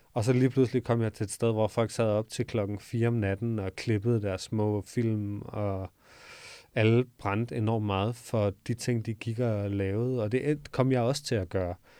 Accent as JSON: {"language": "Danish", "town": "Odense", "region": "Southern Denmark", "country": "Denmark", "tie": "born or raised there", "also_born_or_lived": "Copenhagen", "moved": "as an adult", "said": "så flyttede jeg fra Odense, hvor jeg født og opvokset, til København"}